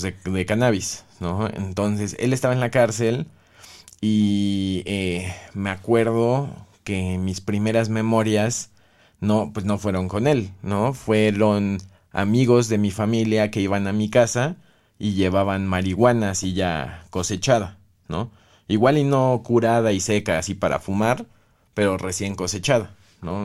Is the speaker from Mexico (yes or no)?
yes; Oaxaca de Juárez, Oaxaca, Mexico; Yo nací en la capital de Oaxaca, Que es Oaxaca de Juárez, Oaxaca